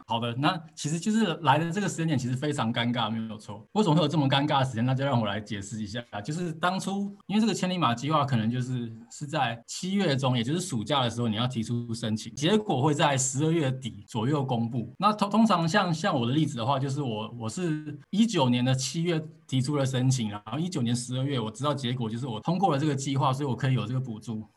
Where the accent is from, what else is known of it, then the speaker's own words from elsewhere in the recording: Taiwan; moved away as an adult; now in Oulu, Finland; 我们台湾人或是我们亚洲人